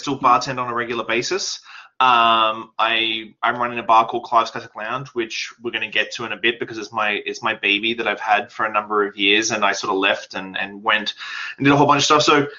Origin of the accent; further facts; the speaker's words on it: Australia; now in Canada; And so I moved to Canada in 2006. And left everything behind in Australia. Obviously, I'm not Canadian because of my accent.